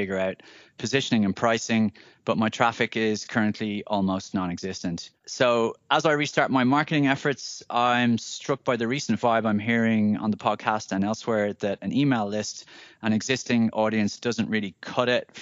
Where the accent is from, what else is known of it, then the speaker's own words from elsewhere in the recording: Ireland; moved away; I'm a recent returnee to my home country of Ireland